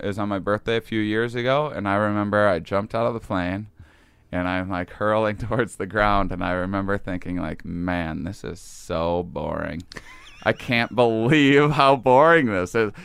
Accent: near La Crosse, small town in Wisconsin, United States; moved away as an adult; also born or lived in Boston / New York; I grew up in Wisconsin, small town in Wisconsin.

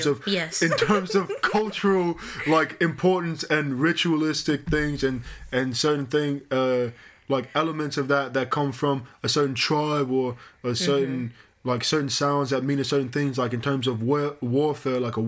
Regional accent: United States; you Americans, I'm one of you too

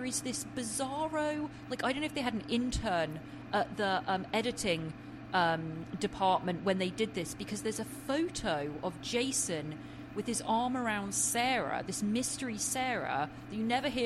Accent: England, United Kingdom

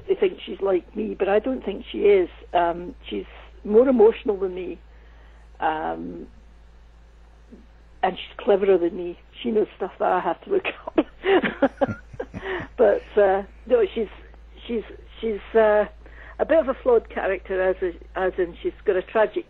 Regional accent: Scotland, United Kingdom; moved away as an adult; also born or lived in United States; I did work in the States for many years, and there's one thing I know, it's about working in the USA as a Scottish woman

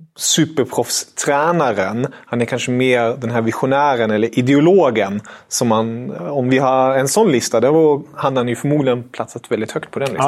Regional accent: Germany; jag är tysk

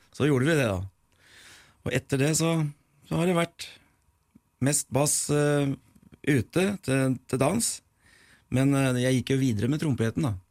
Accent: Nord-Odal, Innlandet, Norway; also born or lived in Eidsvoll / Mogreina; Jeg er født i Nord-Odalen, hjemme hos bestemor

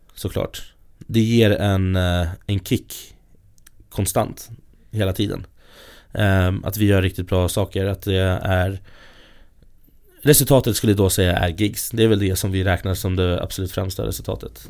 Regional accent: Stockholm, Stockholm County, Sweden; jag kommer från Stockholm, från ja, här i Stockholm

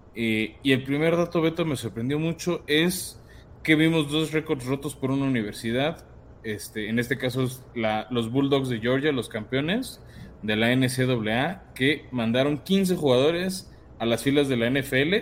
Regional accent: Mexico; somos mexicanos

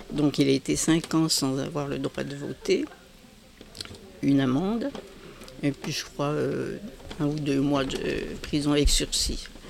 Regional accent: Arbois, Bourgogne-Franche-Comté, France; je suis née en 1945 à Arbois

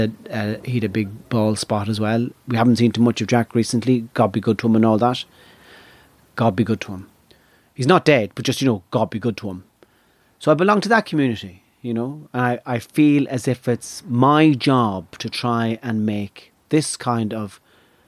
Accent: Ireland; I belong to the tribe of Irishness

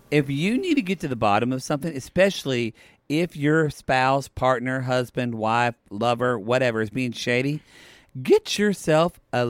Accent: Lone Grove, Oklahoma, United States; also born or lived in Ardmore; Y'all, I'm from Lone Grove, and Ardmore's a town right by it, so I'm really both from Ardmore and Lone Grove.

